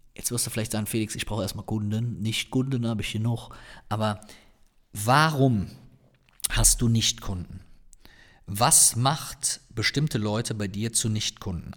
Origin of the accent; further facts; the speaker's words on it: Cologne, North Rhine-Westphalia, Germany; accent: Cologne (Kölner); meinen Kölner Akzent